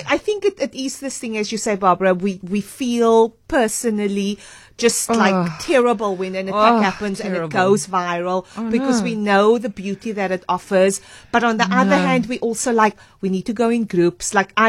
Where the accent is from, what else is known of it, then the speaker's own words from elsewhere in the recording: Cape Town, Western Cape, South Africa; I'm from Cape Town